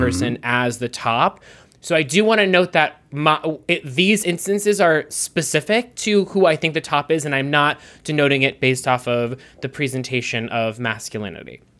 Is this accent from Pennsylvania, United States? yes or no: yes; Pittsburgh, Pennsylvania, United States; I'm from Pittsburgh, and my grandmother would say, "Whooshing machine?"